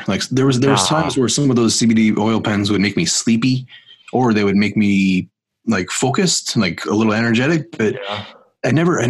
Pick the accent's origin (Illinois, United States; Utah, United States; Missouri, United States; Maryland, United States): Illinois, United States; born or raised there